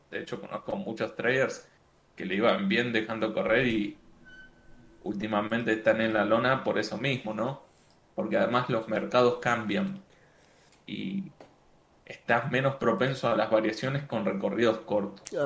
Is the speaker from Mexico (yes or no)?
no; Argentina; now in Medellín, Colombia; soy argentino, ahora estoy viviendo en, en Medellín, Colombia